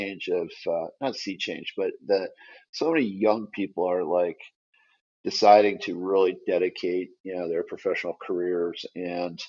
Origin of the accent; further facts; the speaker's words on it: Detroit, Michigan, United States; I grew up in Detroit